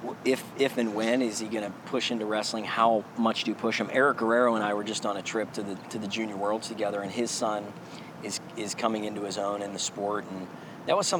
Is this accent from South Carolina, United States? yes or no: no; Pittsburgh, Pennsylvania, United States; I came up in Western Pennsylvania